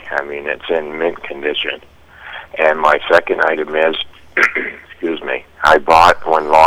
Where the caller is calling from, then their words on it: Oakland, United States; my cell number is six four nine three one seven zero, and I'm from Oakland.